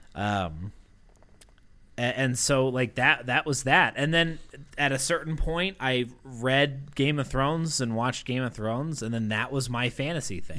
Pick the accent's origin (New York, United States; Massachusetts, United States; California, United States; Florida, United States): Massachusetts, United States; growing up in Massachusetts